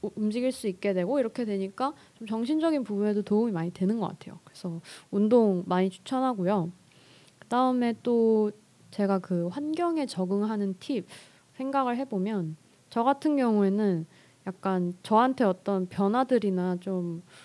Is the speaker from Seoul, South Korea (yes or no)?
yes; Seoul, South Korea; 저는 서울에서 나고 자랐고요